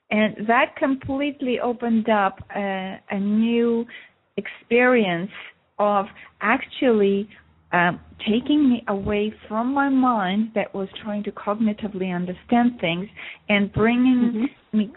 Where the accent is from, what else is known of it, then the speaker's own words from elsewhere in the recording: Russia; now in Montreal, Canada; I moved from Russia to uh, Montreal, Canada, in 1976